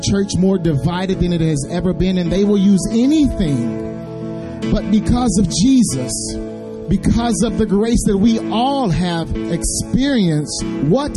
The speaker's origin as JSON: {"language": "English", "town": "Waldo", "region": "Arkansas", "country": "United States", "tie": "born or raised there", "also_born_or_lived": "Nashville area", "moved": "yes", "said": "I am a native of Arkansas, so it is awesome to be home, to be in the streets today where I grew up in Waldo, Arkansas"}